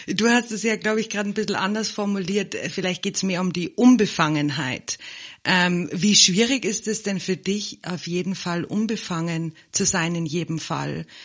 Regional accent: Germany; now in South Africa; Ich bin ja im Moment in Südafrika und in Deutschland aufgewachsen

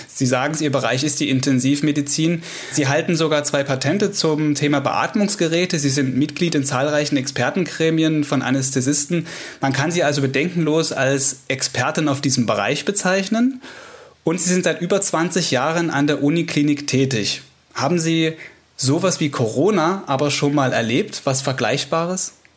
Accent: Saxony, Germany; bei uns in Sachsen

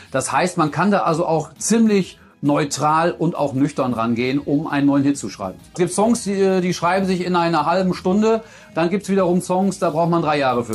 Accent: North Rhine-Westphalia, Germany; ich bin ja ein Kind aus Westfalen

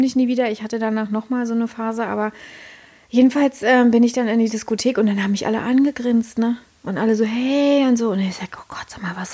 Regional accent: Berlin, Germany; now in Brandenburg, Germany; Ich bin Tresorkind, ja, also ich bin ein Berliner Tresorkind

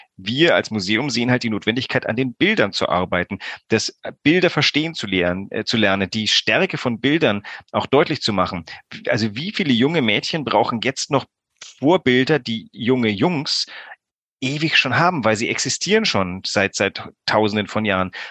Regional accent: Greece; moved away; ich bin auch in Griechenland groß geworden

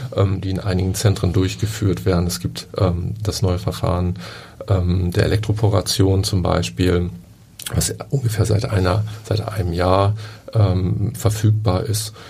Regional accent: Oldenburg, Lower Saxony, Germany; now in Hamburg, Germany; Ich bin in Oldenburg aufgewachsen

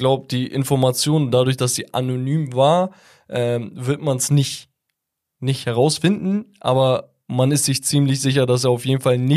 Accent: Italy; Der Anreiz für mich als Italiener, die Bundesliga zu schauen wäre, wenn ich ein Ciro Immobile bei Dortmund hätte

